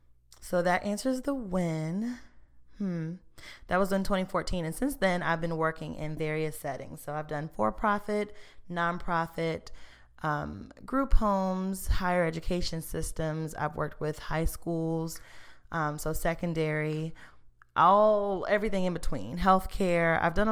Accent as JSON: {"language": "English", "town": "Emporia", "region": "Virginia", "country": "United States", "tie": "born or raised there", "also_born_or_lived": "Florida", "lives_now": "Richmond, United States", "said": "So I was born in Florida, actually, but I spent most of my time here in Virginia. Most of my family is here. And so after I grew up in Emporia, Virginia."}